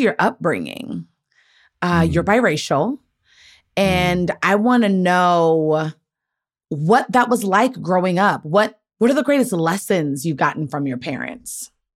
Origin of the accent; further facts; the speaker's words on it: Maryland, United States; I'm a from Maryland